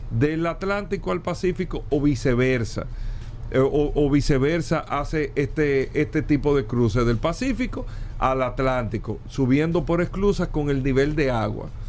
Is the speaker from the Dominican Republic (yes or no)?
yes; Dominican Republic; esto está afectando directamente a nosotros como República Dominicana.